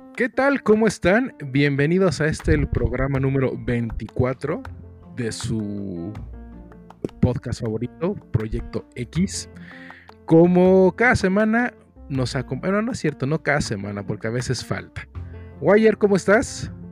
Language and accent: Spanish; Mexico City, Mexico; accent: cantadito; aquí en la Ciudad de México hablamos cantadito.